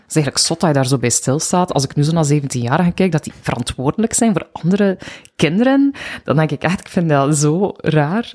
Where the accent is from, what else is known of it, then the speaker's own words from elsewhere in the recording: Bruges, Flanders, Belgium; moved away as an adult; now in Ghent, Belgium; ik ben van Brugge. Ja. Eh, ik woon nu 14 jaar in Gent.